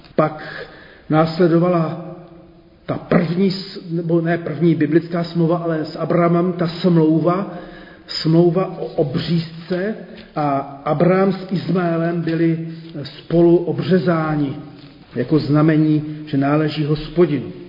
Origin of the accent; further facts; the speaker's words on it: Zlín, Zlín Region, Czechia; also born or lived in Brno; jako dítě ještě ve Zlíně